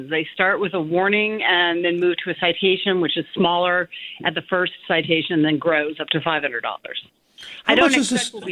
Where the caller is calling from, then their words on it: Berkeley, California, United States; I'm calling from Berkeley.